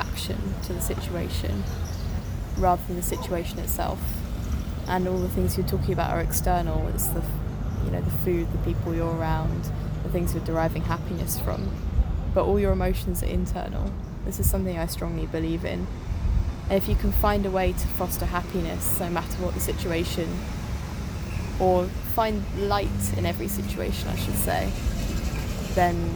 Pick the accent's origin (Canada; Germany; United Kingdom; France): United Kingdom; I'm a British girl